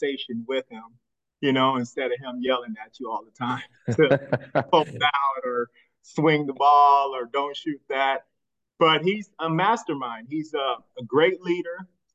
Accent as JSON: {"language": "English", "town": "Casper", "region": "Wyoming", "country": "United States", "tie": "born or raised there", "said": "growing up in the Casper"}